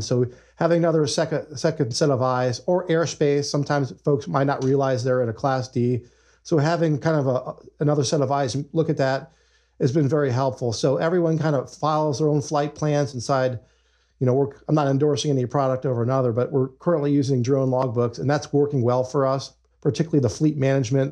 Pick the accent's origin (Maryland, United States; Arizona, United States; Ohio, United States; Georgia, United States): Ohio, United States; moved away as an adult; also born or lived in Nevada; We're both originally from Ohio, so we decided, hey, uh, I think it's time to raise the kids back home closer to family